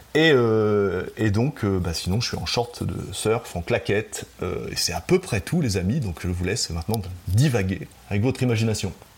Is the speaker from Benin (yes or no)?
no; Normandy, France; moved away as an adult; also born or lived in Tahiti, French Polynesia; now in French Polynesia; je suis né en Normandie. Je suis un pur produit euh, du cidre, du bocage.